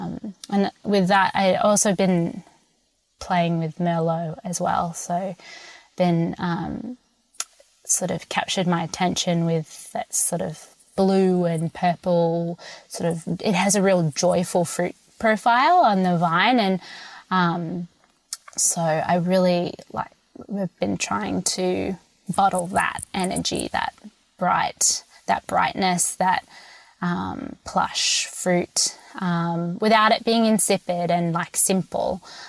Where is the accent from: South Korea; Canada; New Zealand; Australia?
Australia; Sydney, New South Wales; now in United States; I mean, I'm from Sydney, and Semillon kind of flows like water over there